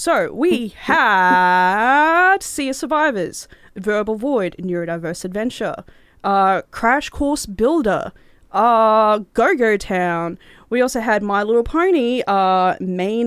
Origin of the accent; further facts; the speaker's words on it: Cairns, Queensland, Australia; my hometown, Cairns